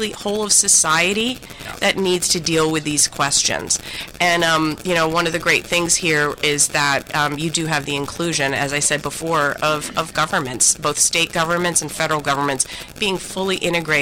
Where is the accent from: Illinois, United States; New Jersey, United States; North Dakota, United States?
North Dakota, United States; I'm from North Dakota